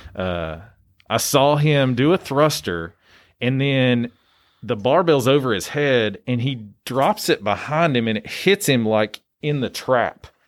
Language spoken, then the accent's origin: English; Greeneville, Tennessee, United States; also born or lived in Knoxville, Tennessee; I grew up in Greenville, Tennessee